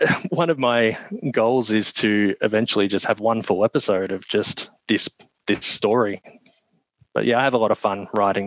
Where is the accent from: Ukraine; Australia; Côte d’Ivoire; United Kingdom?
Australia; accent: Australian; my Australian accent